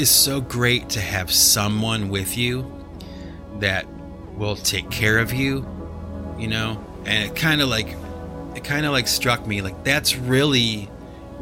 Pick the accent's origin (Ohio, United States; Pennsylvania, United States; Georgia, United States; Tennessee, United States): Ohio, United States; Cleveland; my hometown, the Cleveland Browns